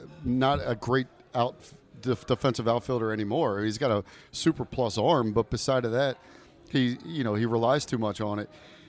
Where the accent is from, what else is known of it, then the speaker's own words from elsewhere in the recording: Wheaton, Maryland, United States; There are people that will argue that the three of us, despite I grew up in Wheaton, are not true Washingtonians